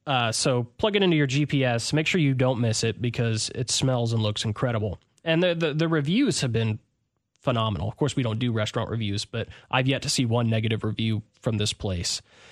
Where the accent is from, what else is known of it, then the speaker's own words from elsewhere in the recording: Clarksville, Tennessee, United States; but I grew up in Clarksville, and a lot of my friends wanted me to come back and bring that same flavor and taste to Clarksville.